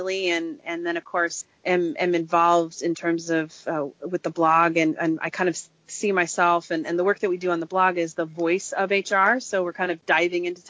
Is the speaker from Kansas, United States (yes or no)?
yes; Kansas, United States; I was raised by hippies in Kansas.